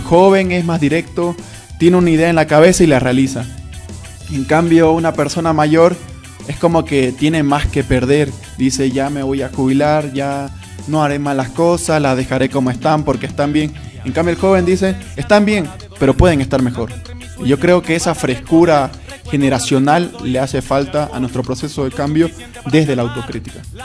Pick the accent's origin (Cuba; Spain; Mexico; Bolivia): Bolivia; yo soy orgulloso de ser boliviano